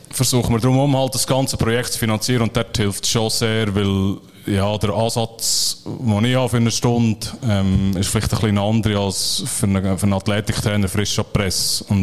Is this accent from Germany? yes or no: no; Bern, Switzerland; Ähm, die Ostschweizer sind ein bisschen stark für, für mich als Berner.